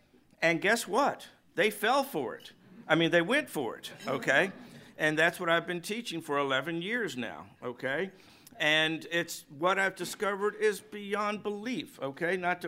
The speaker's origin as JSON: {"language": "English", "region": "the South", "country": "United States", "said": "I am just amazed what I didn't know in my many years on this planet as a Southerner, as a journalist in the South"}